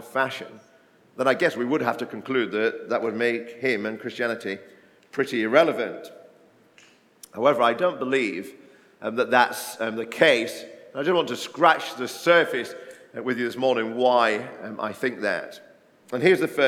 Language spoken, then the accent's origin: English; Barnsley, Yorkshire and the Humber, United Kingdom; moved away; I grew up in a mining village in South Yorkshire in Barnsley